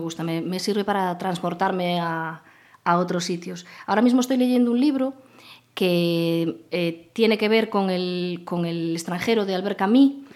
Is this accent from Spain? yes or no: yes; Arcade, Galicia, Spain; also born or lived in Vigo / Santiago de Compostela; now in Pontevedra, Spain; realmente nací en Vigo porque el hospital, ah. el hospital donde nací estaba en Vigo, pero yo viví hasta los 14 años, viví con mis padres en Arcade.